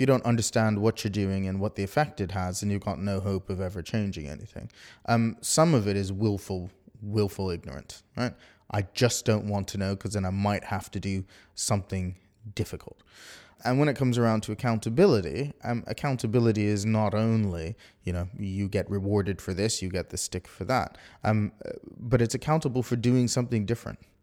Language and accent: English; Bermuda; now in United Kingdom; I'm not from the U K, I'm from Bermuda